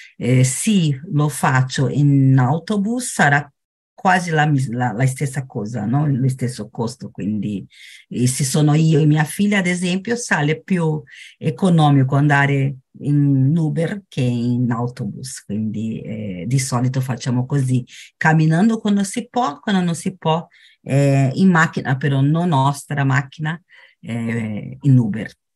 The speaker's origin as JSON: {"language": "Italian", "region": "São Paulo", "country": "Brazil", "tie": "born or raised there", "second_language": "Italian", "lives_now": "Praia Grande, Brazil", "said": "Sou brasileira, brasiliana, eu nata a São Paulo, mas agora abito em uma città vicina, que é Praia Grande"}